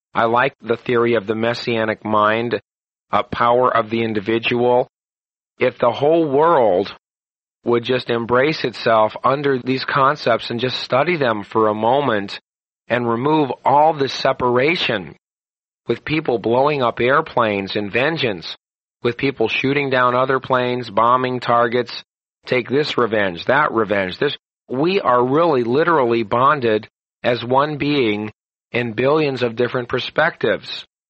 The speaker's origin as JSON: {"language": "English", "country": "United States", "said": "being an American"}